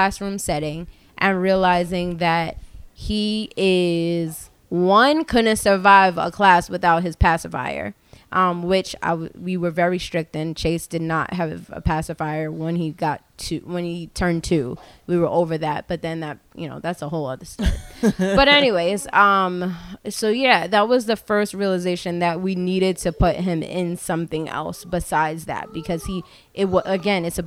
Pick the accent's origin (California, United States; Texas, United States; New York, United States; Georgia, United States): New York, United States; Long Island; I grew up on Long Island